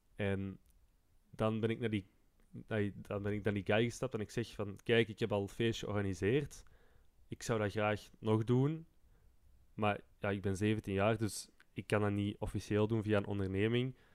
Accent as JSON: {"language": "Dutch", "town": "Turnhout", "region": "Flanders", "country": "Belgium", "said": "bij ons in Turnhout"}